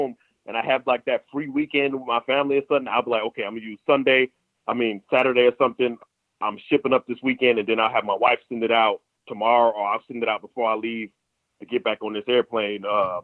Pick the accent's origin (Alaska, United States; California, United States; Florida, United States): California, United States; Southern; moved away as an adult; also born or lived in Paramount, California / Compton, California / Moreno Valley, California; now in Evansville, United States; growing up in Southern California, because I grew up in born in Paramount, stayed in Compton for a couple of years